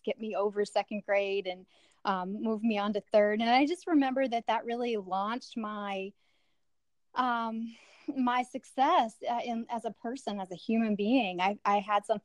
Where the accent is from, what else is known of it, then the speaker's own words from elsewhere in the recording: West Virginia, United States; we had 6 siblings from 3 different dads growing up in West Virginia